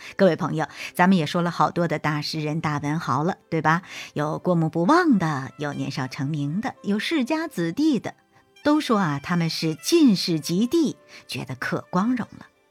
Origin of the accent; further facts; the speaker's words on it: Zhejiang, China; also born or lived in Siming Mountain area, Zhejiang; now in Liaoning, China; 辽宁呢，是我现在工作和生活的地方，而浙江呢，是我的家乡